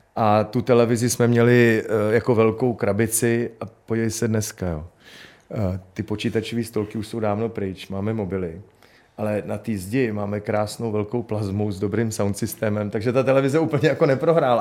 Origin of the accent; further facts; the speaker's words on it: Prague, Czechia; já jsem vyrůstal v paneláku na Novodvorský